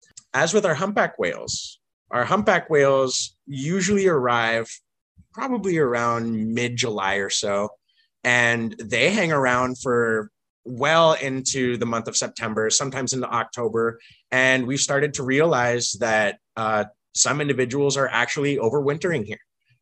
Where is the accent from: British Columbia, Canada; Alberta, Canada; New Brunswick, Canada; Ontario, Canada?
British Columbia, Canada; Vancouver; also born or lived in Washington State; now in Washington, United States; I'm a dual citizen. I was originally born and raised in Vancouver, British Columbia.